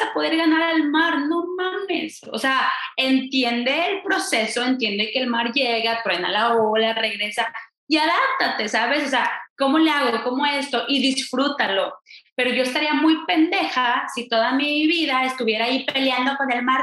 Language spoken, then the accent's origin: Spanish; Mexico; En México decimos